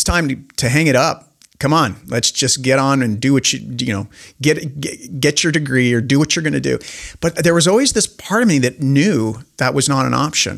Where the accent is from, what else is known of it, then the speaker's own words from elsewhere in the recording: Spokane, Washington, United States; I'm this dork from Spokane, Washington.